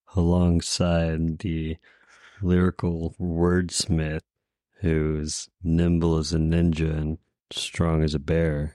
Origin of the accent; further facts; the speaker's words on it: Houston, Texas, United States; moved away; I'm originally from Houston